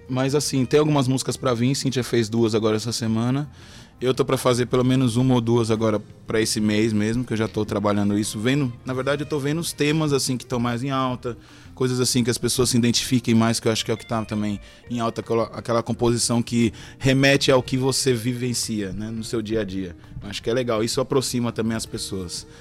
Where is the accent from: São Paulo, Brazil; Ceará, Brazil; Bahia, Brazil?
São Paulo, Brazil; moved away as an adult; also born or lived in Pipa, Brazil; now in Paraíba, Brazil; eu nasci lá em São Paulo, né? 29 anos eu morei lá.